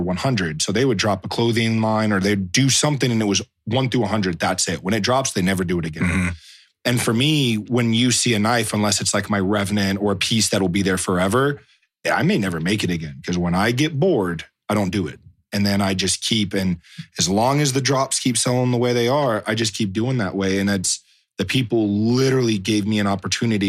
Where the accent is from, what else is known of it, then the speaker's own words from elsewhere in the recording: Atlanta, Georgia, United States; moved away; also born or lived in Waynesville, North Carolina; I grew up in Atlanta